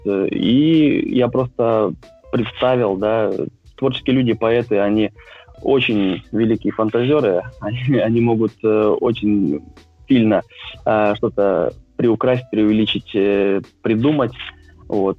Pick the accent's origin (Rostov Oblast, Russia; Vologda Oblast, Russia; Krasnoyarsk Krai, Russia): Krasnoyarsk Krai, Russia; Krasnoyarsk; moved away as an adult; now in Moscow, Russia; родился я в замечательном городе Красноярске, который находится в Сибирском регионе вырос, в принципе, тоже там.